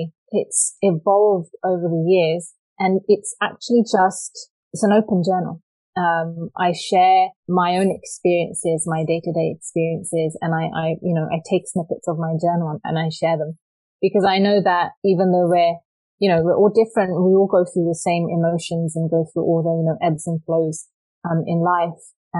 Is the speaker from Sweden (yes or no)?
no; England, United Kingdom; moved away; growing up in England and growing up in a conservative Sikh family and being a brown girl, what that experience has been like. And then, of course, moving to another country.